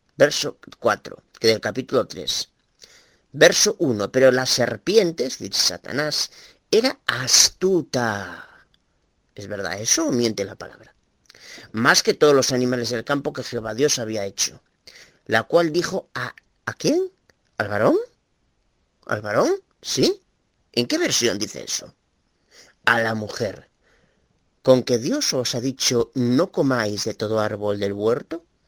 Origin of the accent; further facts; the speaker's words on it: Galicia, Spain; Soy de Galicia